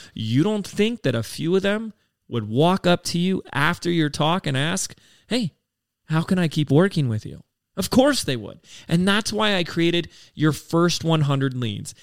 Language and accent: English; Laguna Beach, California, United States; i was living in my hometown of laguna beach california at the time